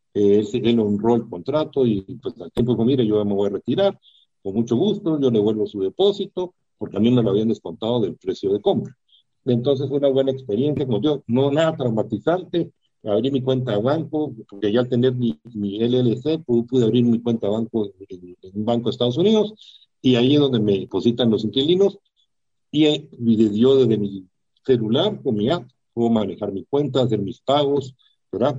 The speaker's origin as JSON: {"language": "Spanish", "country": "Guatemala", "said": "yo como guatemalteco, inversionista"}